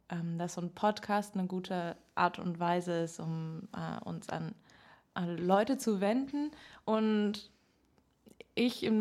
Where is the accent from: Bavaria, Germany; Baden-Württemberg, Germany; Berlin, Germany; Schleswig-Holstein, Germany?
Berlin, Germany; Ja, ich komme aus einem ähm, Musikerhaushalt. Ich bin in Berlin aufgewachsen